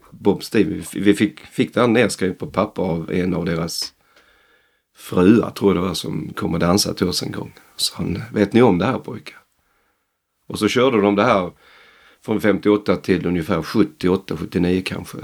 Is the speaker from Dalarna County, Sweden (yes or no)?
no; northern Skåne, Sweden; Vi andra är från Skåne. Okay. Norra Skåne